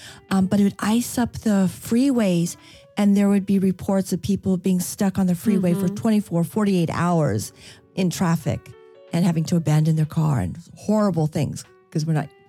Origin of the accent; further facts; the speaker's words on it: California, United States; moved away; also born or lived in Atlanta, Georgia; I grew up in California